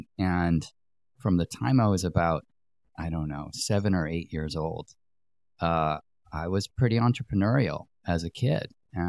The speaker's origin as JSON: {"language": "English", "town": "Greenwich", "region": "Connecticut", "country": "United States", "tie": "born or raised there", "said": "I grew up in Connecticut, in Greenwich, Connecticut."}